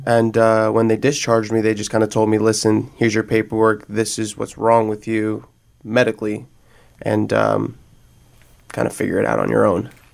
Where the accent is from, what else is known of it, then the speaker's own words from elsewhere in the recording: New Jersey, United States; moved away; I'm from Jersey